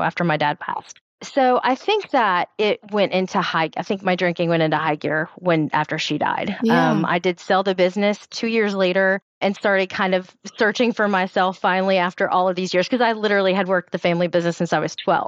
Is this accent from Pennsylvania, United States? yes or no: no; Tennessee, United States; I'm from Tennessee